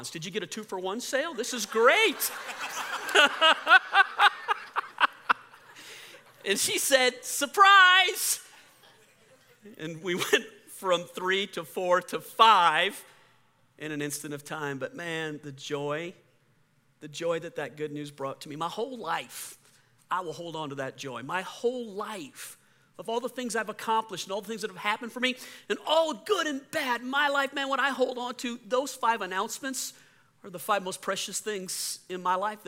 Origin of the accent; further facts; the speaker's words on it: New Orleans, Louisiana, United States; When I was a little kid, I was raised in the Catholic Church, New Orleans, Louisiana, South Louisiana Catholic